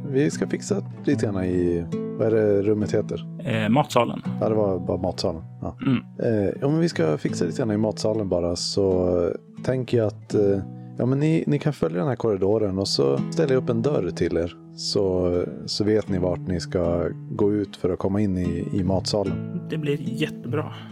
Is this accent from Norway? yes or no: yes; Norway; Det är för att jag är från Norge.